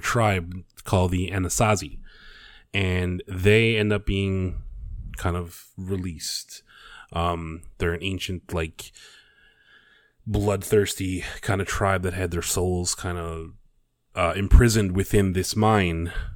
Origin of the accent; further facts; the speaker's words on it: Canada; I'm Canadian.